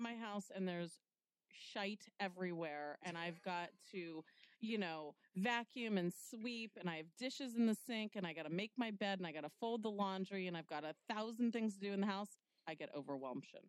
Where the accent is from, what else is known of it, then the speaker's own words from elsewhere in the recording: New York City, New York, United States; I was born in Manhattan